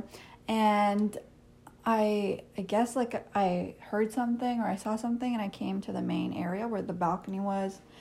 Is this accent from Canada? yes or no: yes; Canada; also born or lived in India; when I was four is when we moved here.